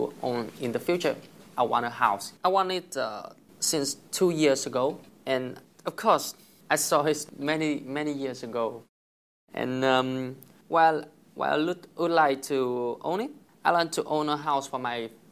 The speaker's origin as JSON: {"language": "English", "region": "Bac Giang", "country": "Vietnam", "tie": "born or raised there", "second_language": "English", "moved": "as an adult", "lives_now": "Hanoi, Vietnam", "said": "I went to high school about 10 years ago in my hometown. It's Bắc Giang"}